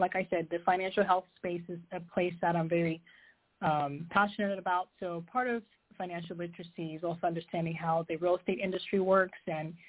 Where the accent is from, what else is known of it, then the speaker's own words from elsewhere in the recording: Zambia; now in United States; I'm from Zambia, born and raised. I'm currently in the U.S.